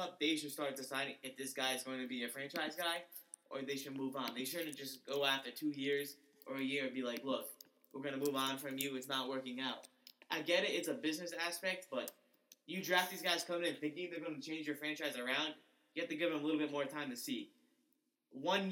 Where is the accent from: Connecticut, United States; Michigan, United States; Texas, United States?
Connecticut, United States; I'm from Connecticut